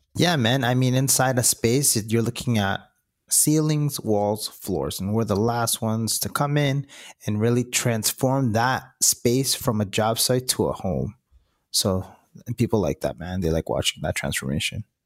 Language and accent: English; Rhode Island, United States; I grew up in Sierra, Rhode Island